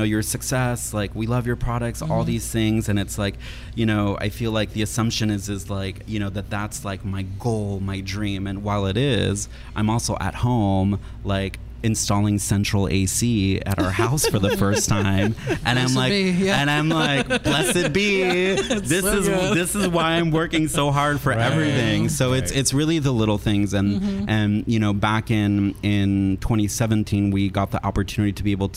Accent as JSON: {"language": "English", "town": "Santa Rosa", "region": "California", "country": "United States", "tie": "born or raised there", "said": "I grew up in Santa Rosa"}